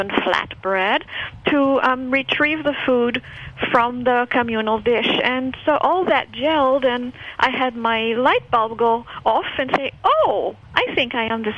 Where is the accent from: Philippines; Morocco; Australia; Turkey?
Morocco; Casablanca, Casablanca-Settat; I was born in Casablanca, and I was attending our little Anglican church